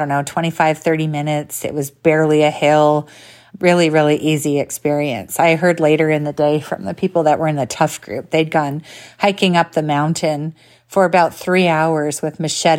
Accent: Canada; I'm Canadian

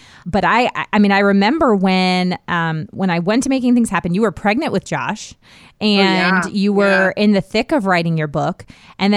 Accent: D.C., District of Columbia, United States; now in North Carolina, United States; I grew up outside of Washington, D.C.

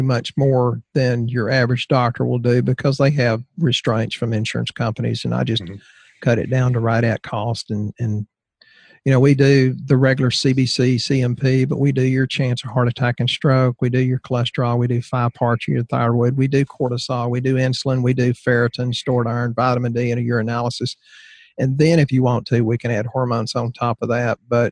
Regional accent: Bible Belt, the South, United States; I'm from the Southern Baptist Bible Belt

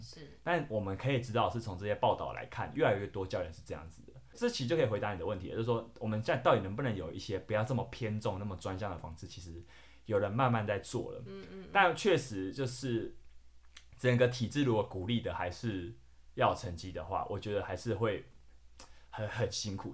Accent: Taiwan; 我们台湾人

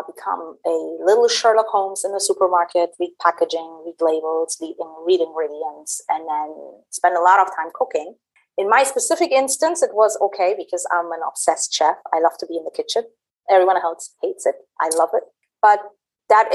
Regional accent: Berlin, Germany; moved away as an adult; also born or lived in Middle East; I was born and raised in Germany, in Berlin, and I also did my studies there

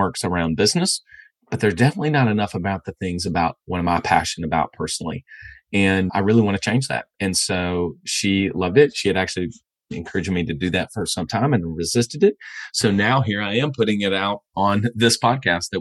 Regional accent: the South, United States; where I grew up in the South, college football is a big part of my life

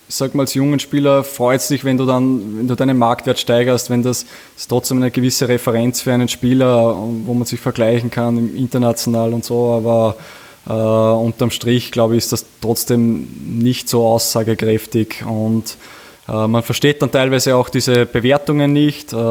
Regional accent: Upper Austria, Austria; Wir, wir sind beide aus Oberösterreich und äh, ich, wir fühlen uns extrem wohl. Wir sind zu Hause in Linz

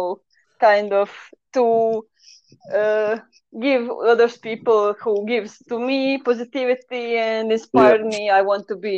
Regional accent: Croatia; first language Croatian; English is a second language; I kind of always write on the Croatian, so it is my mother language because I'm from Croatia.

